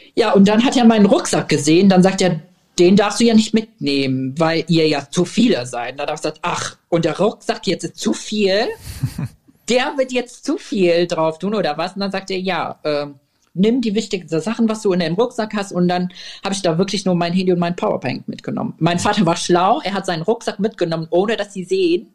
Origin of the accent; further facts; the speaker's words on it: Syria; German is a second language; now in Germany; wir sind aus Syrien, wir sind gerade angekommen